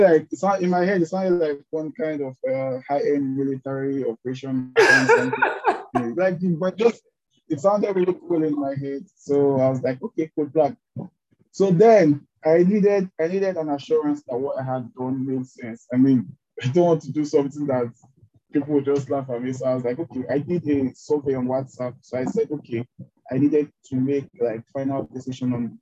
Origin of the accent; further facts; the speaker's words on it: Delta, Nigeria; also born or lived in Port Harcourt; I'm from Delta State, Nigeria.